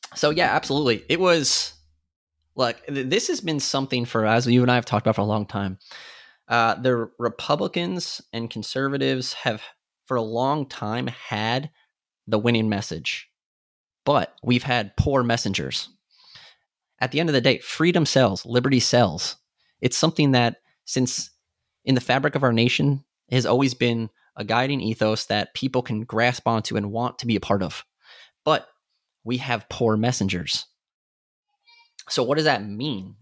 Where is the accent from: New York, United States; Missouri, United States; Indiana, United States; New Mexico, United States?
New York, United States; now in Texas, United States; born and raised in New York